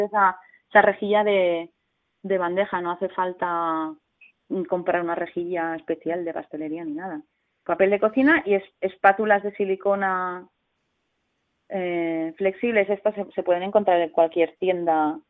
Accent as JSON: {"language": "Spanish", "town": "Sant Cugat del Vallès", "region": "Catalonia", "country": "Spain", "said": "soy de San Cugat"}